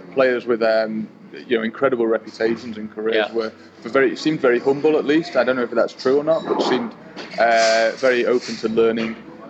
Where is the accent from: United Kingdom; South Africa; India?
United Kingdom; England; as an Englishman